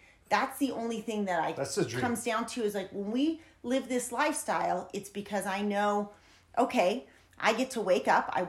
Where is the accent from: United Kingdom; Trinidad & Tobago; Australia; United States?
United States; San Diego, California; And I come from San Diego. And while San Diego's beautiful and beautiful people, you know, when you're in that city, you're used to instant gratification.